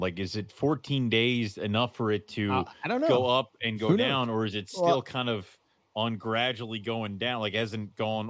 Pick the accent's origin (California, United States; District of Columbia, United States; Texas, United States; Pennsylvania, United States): Pennsylvania, United States; Philadelphia; I'm from Philadelphia.